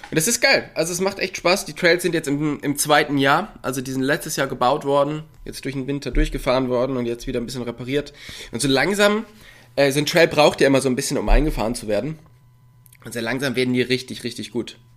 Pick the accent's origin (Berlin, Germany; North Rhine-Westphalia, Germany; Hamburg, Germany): North Rhine-Westphalia, Germany; Und ich komme ja da aus dem Raum Köln oder ähm, auch Ruhrpott. Und da ist man halt immer gleich mit 15, 20 Leuten unterwegs gewesen.